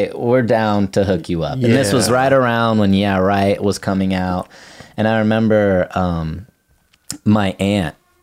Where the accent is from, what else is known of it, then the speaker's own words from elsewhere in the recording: Kansas City, Missouri, United States; I'm from Kansas City